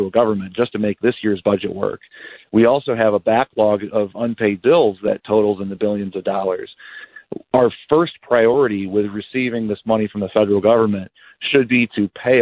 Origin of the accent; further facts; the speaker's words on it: Dixon, Illinois, United States; Dixon's my hometown. I was born and raised here.